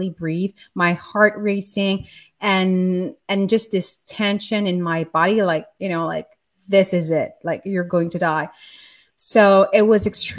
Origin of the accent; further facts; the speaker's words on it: France; I grew up in France in the 80s, in a very chaotic and abusive environment